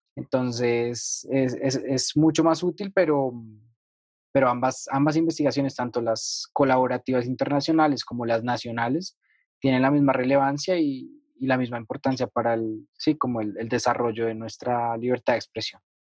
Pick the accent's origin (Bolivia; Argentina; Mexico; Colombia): Colombia; yo como ciudadano colombiano